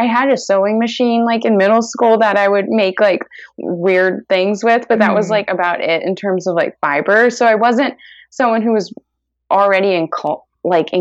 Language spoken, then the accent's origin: English; San Antonio, Texas, United States; moved away as an adult; now in Brooklyn, United States; I'm originally from San Antonio, Texas, where I lived my entire life up until when I went to college.